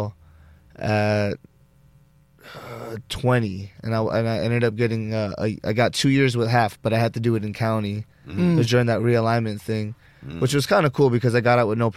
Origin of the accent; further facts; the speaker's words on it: Los Angeles, California, United States; also born or lived in Granada Hills; I'm from Reseda. I grew up there my whole life